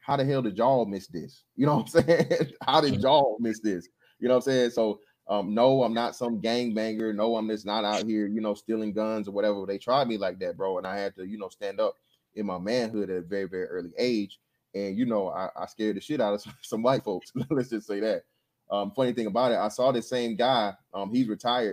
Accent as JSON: {"language": "English", "town": "Macon", "region": "Georgia", "country": "United States", "said": "I am from Macon, Georgia"}